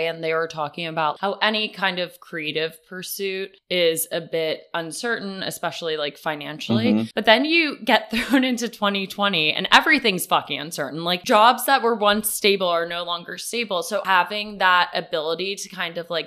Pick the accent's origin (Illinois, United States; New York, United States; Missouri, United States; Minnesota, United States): New York, United States; New York City; now in Los Angeles, United States; I'm a New Yorker through and through